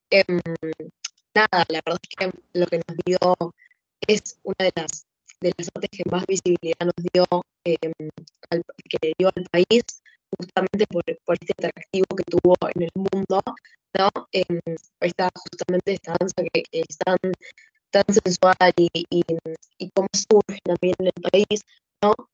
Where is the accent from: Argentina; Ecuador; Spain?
Argentina; somos los argentinos a veces los que no, no nos damos cuenta